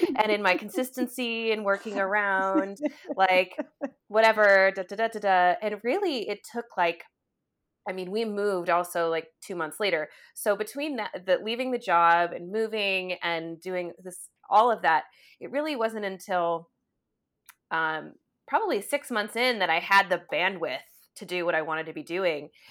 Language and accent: English; United States; we are as an American, like, society